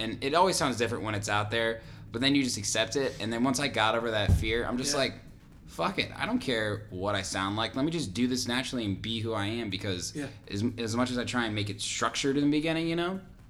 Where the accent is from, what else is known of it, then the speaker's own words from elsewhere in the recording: Indiana, United States; now in Chicago, United States; I mean, I came from Indiana, so I didn't know a lot of people in Chicago.